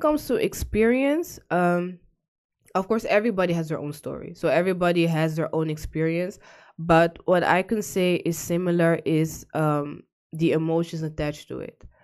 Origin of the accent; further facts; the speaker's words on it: The Hague, South Holland, Netherlands; moved away as an adult; now in Almere, Netherlands; I was born and raised in The Hague